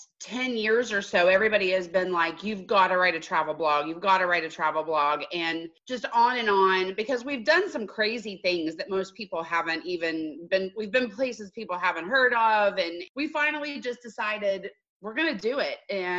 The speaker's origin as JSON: {"language": "English", "town": "Greenville", "region": "South Carolina", "country": "United States", "moved": "as an adult", "lives_now": "Palm Beach Gardens, United States", "said": "We're originally from Greenville, South Carolina."}